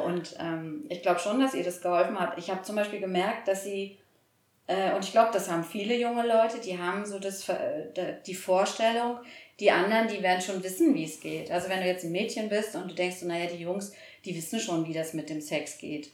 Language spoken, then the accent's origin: German; East Germany, Germany; wir sind alle aus Ostdeutschland.